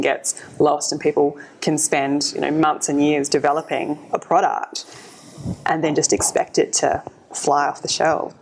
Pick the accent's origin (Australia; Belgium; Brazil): Australia; South Australia; my home state